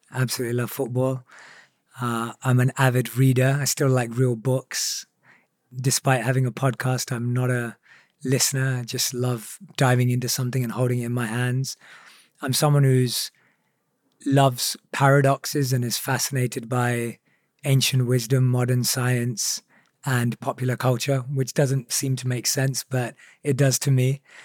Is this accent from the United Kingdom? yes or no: yes; England, United Kingdom; growing up in England